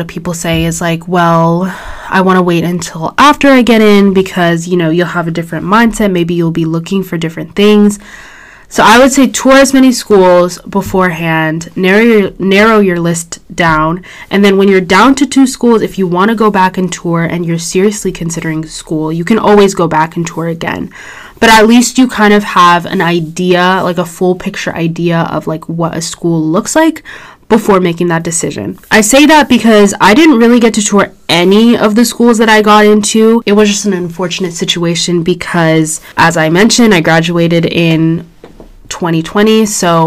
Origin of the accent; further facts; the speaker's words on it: Orange County, California, United States; I'm from Orange County, so I toured schools kind of around me